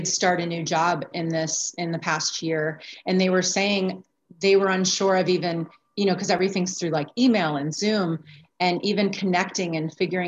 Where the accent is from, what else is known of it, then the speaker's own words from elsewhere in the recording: Florida, United States; now in Arizona, United States; I'm here in Arizona and I'm actually from Florida